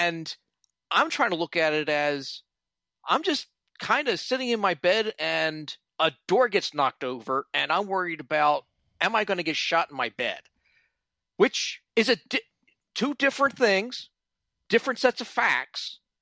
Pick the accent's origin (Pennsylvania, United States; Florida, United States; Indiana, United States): Pennsylvania, United States; Philadelphia; now in Washington, D.C., United States; I was born in, in Philly and now I'm in D C